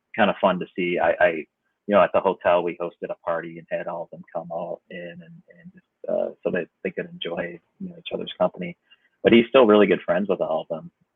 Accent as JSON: {"language": "English", "country": "United States", "tie": "born or raised there", "also_born_or_lived": "Vietnam", "said": "growing up in America"}